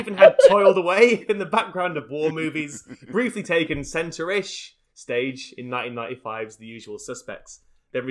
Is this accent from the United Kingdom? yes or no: yes; Sheffield, Yorkshire and the Humber, United Kingdom; The Full Monty, filmed in my hometown